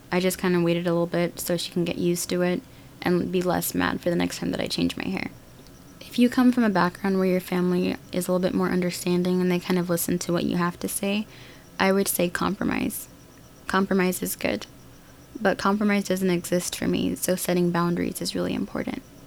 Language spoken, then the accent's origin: English; United States; Learning and growing up in America